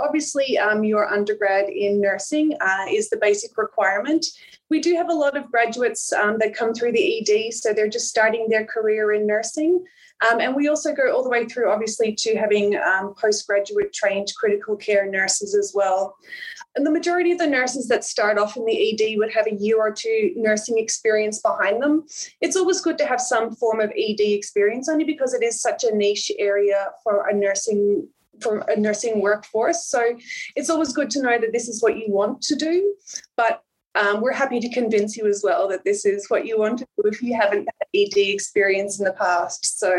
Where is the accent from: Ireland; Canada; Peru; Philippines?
Ireland; now in Melbourne, Australia; So I originally came over from Ireland. So I actually, I'm not Australian born. I came over from Ireland and I did my undergrad here in Melbourne through La Trobe in nursing.